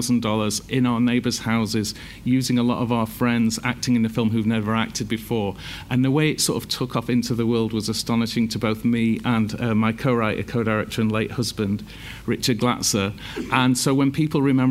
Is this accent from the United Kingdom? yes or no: yes; Leeds, Yorkshire and the Humber, United Kingdom; I'm from Leeds.